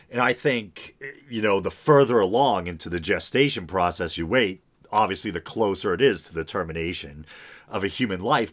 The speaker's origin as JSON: {"language": "English", "region": "New England", "country": "United States", "said": "I'm from New England where there's a lot of, like, you know, coastal regions"}